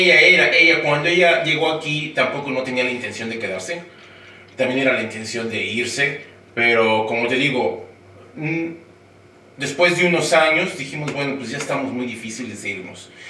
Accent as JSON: {"language": "Spanish", "region": "Mexico City", "country": "Mexico", "moved": "as an adult", "lives_now": "United States", "said": "soy de la Ciudad de México y yo llegué aquí ah, en agosto del año 2000"}